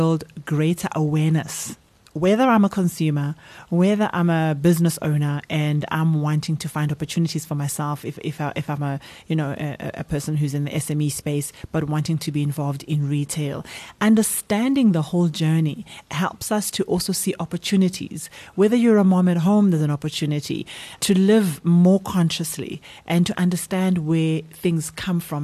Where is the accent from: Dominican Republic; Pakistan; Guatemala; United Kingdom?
Guatemala; I come from Guatemala